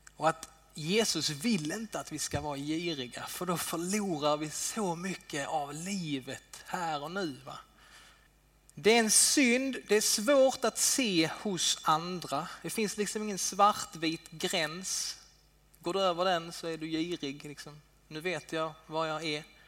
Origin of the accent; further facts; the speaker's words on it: Sweden; vi svenskar